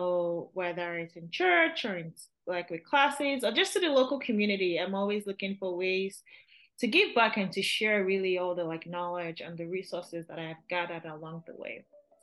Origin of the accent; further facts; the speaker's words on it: Lagos, Nigeria; moved away as an adult; now in United States; I was born and raised in Lagos, Nigeria. Then I came here in 2012 for college, and I just haven't left.